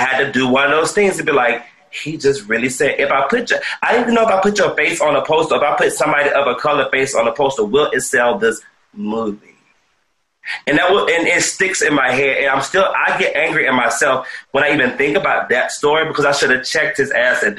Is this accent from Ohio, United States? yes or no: no; South Carolina, United States; moved away as an adult; also born or lived in Atlanta; now in Los Angeles, United States; I went back home to South Carolina. I'm originally from South Carolina.